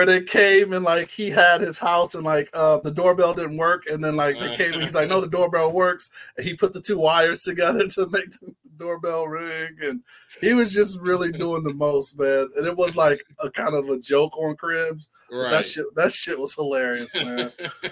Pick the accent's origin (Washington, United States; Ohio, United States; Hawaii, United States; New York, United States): Ohio, United States; also born or lived in Florida; growing up in Ohio, well, born in Florida, but grew up in Ohio